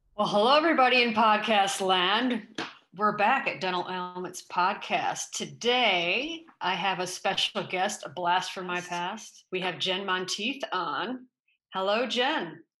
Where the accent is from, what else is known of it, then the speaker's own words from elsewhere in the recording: Grand Rapids, Michigan, United States; my hometown of Grand Rapids, Michigan